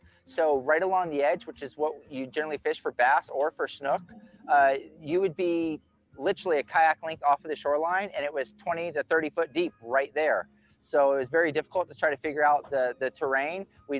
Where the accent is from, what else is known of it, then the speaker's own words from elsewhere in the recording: Florida, United States; I grew up in Florida where there's rainstorms every afternoon that come rolling in on us.